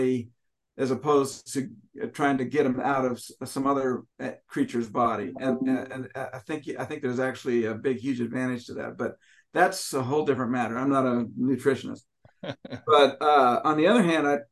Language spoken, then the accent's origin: English; Washington, United States; I'm from Washington